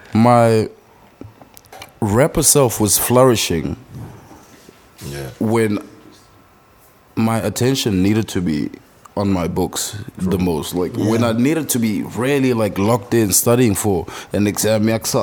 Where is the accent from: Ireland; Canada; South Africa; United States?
South Africa; Cullinan, Gauteng; also born or lived in Mpumalanga / Boksburg; So I was born in Mpumalanga, but I grew up in Cullinan, Pitori. Spent 10 years there, moved to Boksburg, spent 5 years there